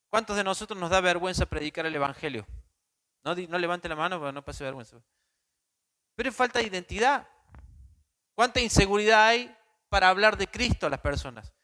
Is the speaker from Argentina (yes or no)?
yes; Córdoba, Argentina